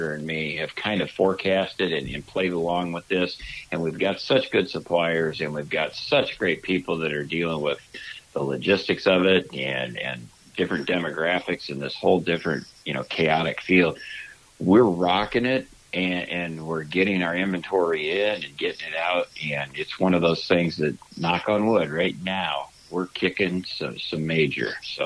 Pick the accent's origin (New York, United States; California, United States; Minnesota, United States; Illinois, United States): Illinois, United States; now in Wisconsin, United States; I grew up in Illinois.